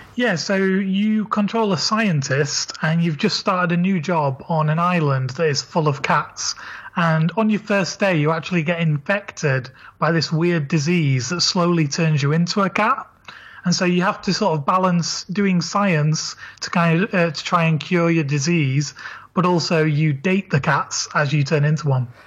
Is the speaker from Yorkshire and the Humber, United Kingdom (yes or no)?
yes; Leeds, Yorkshire and the Humber, United Kingdom; now in London, United Kingdom; I'm from Leeds and I live in London